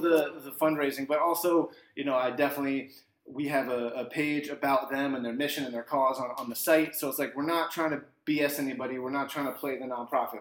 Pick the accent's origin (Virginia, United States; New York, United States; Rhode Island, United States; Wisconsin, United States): Virginia, United States; Arlington; also born or lived in Kansas; now in Washington, D.C., United States; I am inspired by my hometown, DC. I was born and raised here